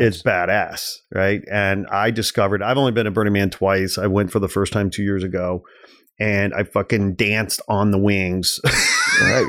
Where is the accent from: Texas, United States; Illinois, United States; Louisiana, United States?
Illinois, United States; outside Chicago; growing up outside Chicago